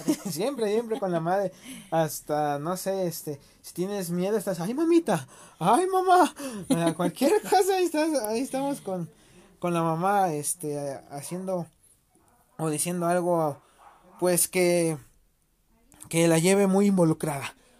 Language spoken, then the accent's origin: Spanish; Mexico; uno como mexicano